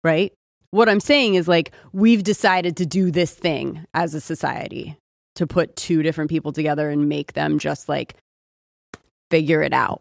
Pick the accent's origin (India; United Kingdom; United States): United States; California; also born or lived in Austin; I'm from California